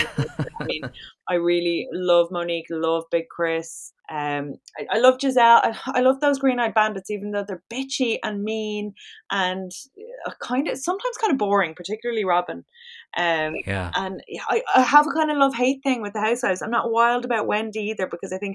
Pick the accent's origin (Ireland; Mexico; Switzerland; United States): Ireland; we're very Irish